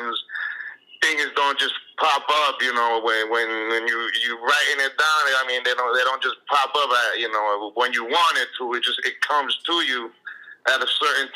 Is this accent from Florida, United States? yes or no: yes; Miami, Florida, United States; first language Spanish; English is a second language; also born or lived in Nicaragua; I've been here since I was three